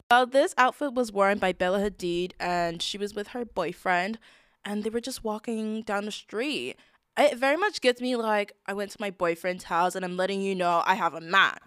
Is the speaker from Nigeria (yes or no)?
no; United Kingdom; We're British